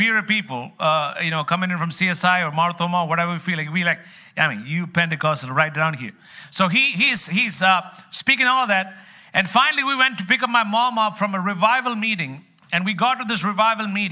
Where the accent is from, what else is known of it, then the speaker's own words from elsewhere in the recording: Kerala, India; also born or lived in New York City; now in New York, United States; I come from the land of curry